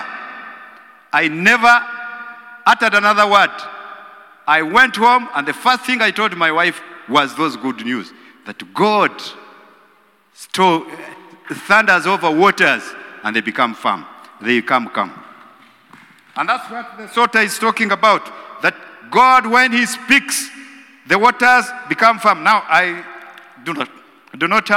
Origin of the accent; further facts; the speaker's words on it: Western Region, Uganda; I come from Western Uganda